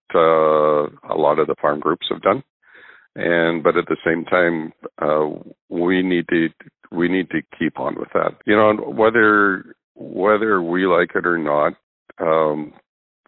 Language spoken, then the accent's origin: English; Northern Alberta, Canada; I'm from Northern Alberta